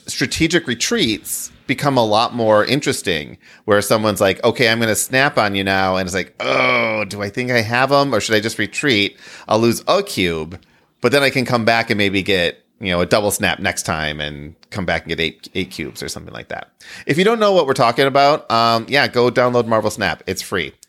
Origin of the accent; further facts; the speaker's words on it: Midwest, United States; I'm from the Midwest